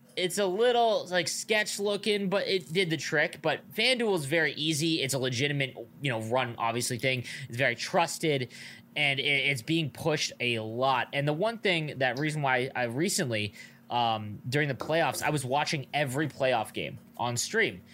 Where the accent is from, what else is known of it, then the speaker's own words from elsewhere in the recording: Niagara Falls, Ontario, Canada; I grew up in Niagara Falls, we have the biggest casino in Canada here.